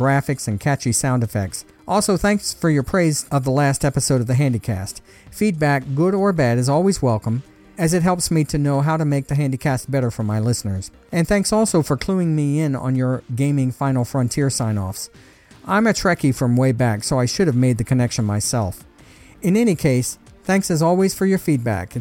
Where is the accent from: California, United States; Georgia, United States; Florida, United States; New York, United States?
Georgia, United States; I was born and live in Georgia, and sometimes my accent makes an unwanted appearance on the podcast